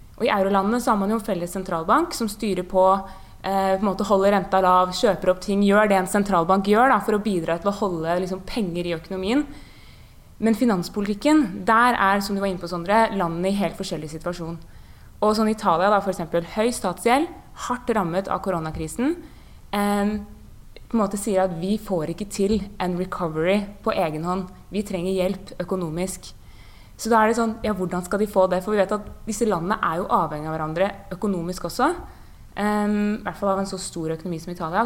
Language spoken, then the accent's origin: Norwegian; Bærum, Akershus, Norway; jeg er jo fra Bærum og har vært folkevalgt